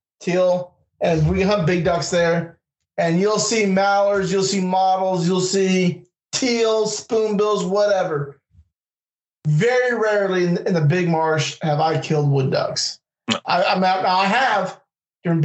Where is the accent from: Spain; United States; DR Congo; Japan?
United States; West Coast; I'm from the West Coast